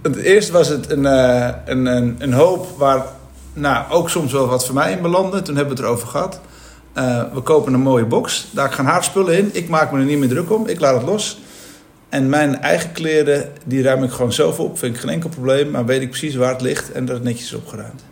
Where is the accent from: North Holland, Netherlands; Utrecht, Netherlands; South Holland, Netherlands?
North Holland, Netherlands; Amsterdam; ik kom uit Amsterdam